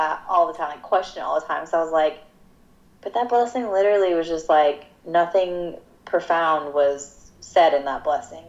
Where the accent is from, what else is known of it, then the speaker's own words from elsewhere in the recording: Georgia, United States; moved away as an adult; I grew up in Georgia for 18 years of my life